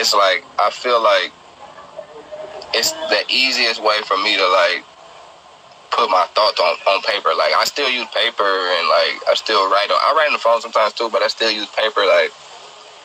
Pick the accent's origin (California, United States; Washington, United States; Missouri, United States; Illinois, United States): California, United States; Oakland; I'm from East Oakland. I'm from deep East Oakland, though